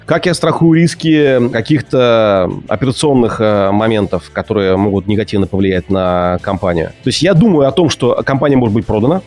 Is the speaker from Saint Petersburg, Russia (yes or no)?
yes; Saint Petersburg, Russia; как петербуржец